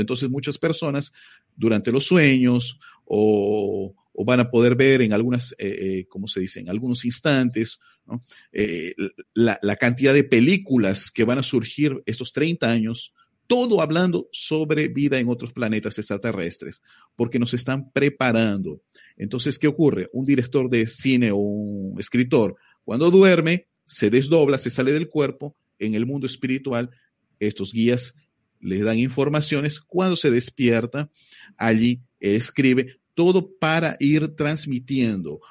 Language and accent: Spanish; Peru; moved away as an adult; now in Brazil; yo soy peruano. Eh, yo vivo en Brasil ya 23 años.